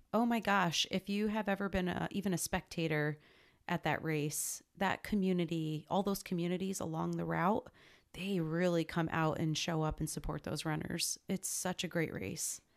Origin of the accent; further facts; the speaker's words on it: northern New Jersey, United States; moved away as an adult; growing up in Jersey was great. I grew up in northern Jersey, so, um, real close to New York City